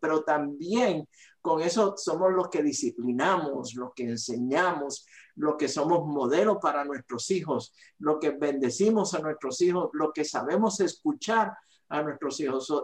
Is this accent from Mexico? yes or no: no; Aguadilla, Puerto Rico; moved away; soy de Puerto Rico, de la isla del encanto, eh, del área noroeste de Puerto Rico, de la ciudad llamada el Jardín del Atlántico, eh, de Aguadilla, Puerto Rico